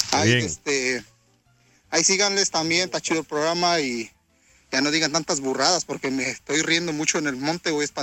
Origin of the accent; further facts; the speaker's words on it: Mexico; now in United States; Y pues, me vine de México